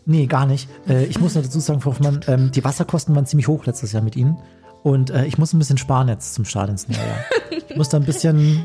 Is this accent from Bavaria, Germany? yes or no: yes; Chiemgau, Bavaria, Germany; bei uns im Chiemgau